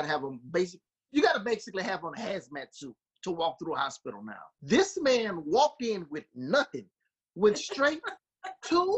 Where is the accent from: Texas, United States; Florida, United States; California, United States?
Texas, United States; Beaumont; moved away; I went home to Texas and I was in Beaumont, my hometown.